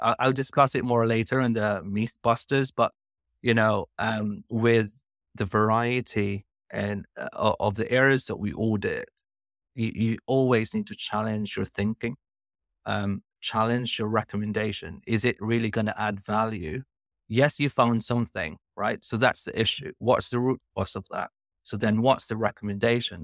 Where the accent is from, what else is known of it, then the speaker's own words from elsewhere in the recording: Philippines; moved away as an adult; now in United Kingdom; I'm originally from Philippines